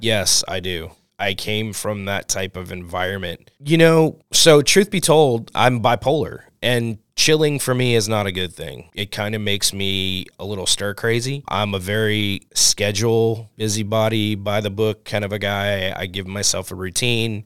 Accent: New Orleans, Louisiana, United States; also born or lived in Oregon; now in California, United States; I'm originally from New Orleans as well. And being from New Orleans, we have ties through French history and Spanish history

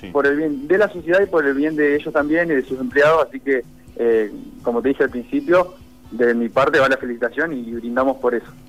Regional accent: Argentina; Nosotros como argentinos

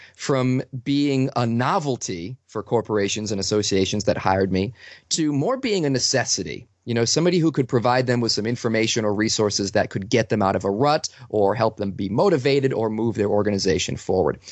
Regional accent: Boston, Massachusetts, United States; I'm from Boston

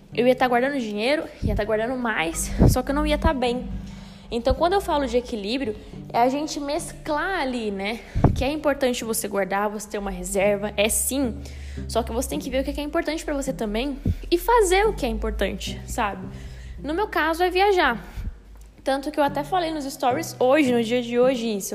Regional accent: São Paulo, Brazil; Mas eu sou de São Paulo

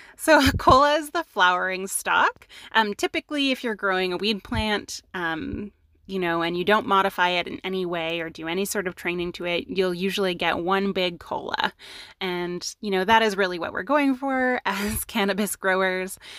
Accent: Canada; we're Canadian

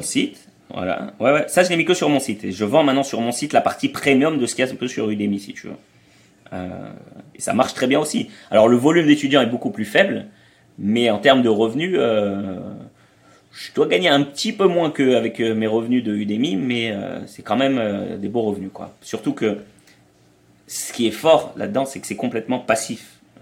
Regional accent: France; moved away as an adult; also born or lived in Israel; on a grandi en France, si tu veux, mais après, on est, on a, on est allé vivre en Israël

